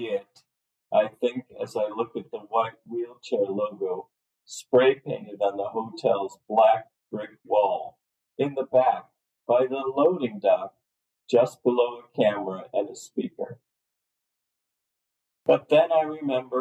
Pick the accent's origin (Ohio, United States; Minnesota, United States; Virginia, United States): Ohio, United States; Cleveland; moved away as an adult; also born or lived in Lakewood, Ohio; now in Netherlands; I was born and raised in Cleveland.